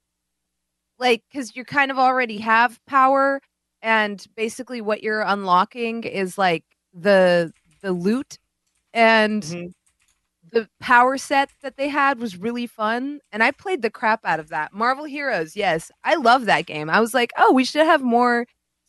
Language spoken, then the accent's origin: English; United States; I'm American.